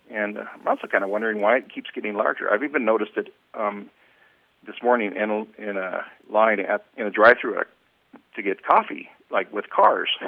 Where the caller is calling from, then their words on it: Reno, Nevada, United States; Reno, Nevada.